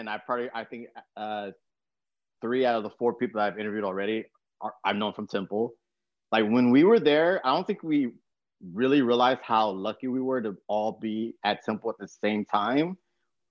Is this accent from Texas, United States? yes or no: yes; San Antonio, Texas, United States; I grew up in San Antonio, Texas